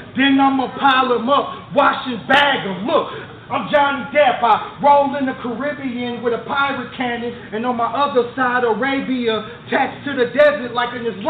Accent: Memphis, Tennessee, United States; Cause you know I'm from Memphis.

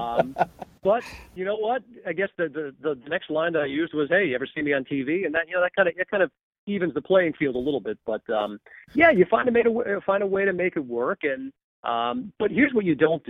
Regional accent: Long Island, New York, United States; I grew up on Long Island, so Buffalo's not around the corner

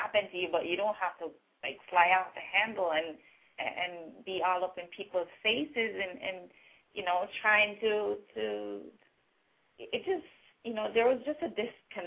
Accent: Jamaica; accent: Caribbean, Jamaican; now in Canada; I am actually from Jamaica.

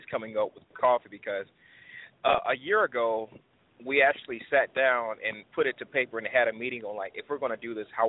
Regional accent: United States; I'm from Carolina

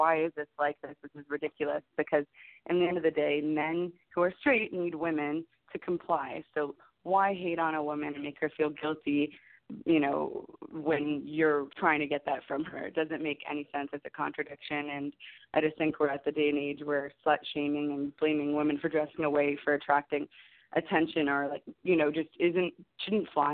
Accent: Canada; also born or lived in Los Angeles; I'm from Canada

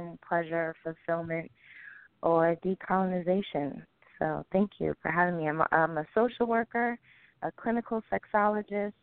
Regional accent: Jamaica; I am also known as the Jamaican sexosopher

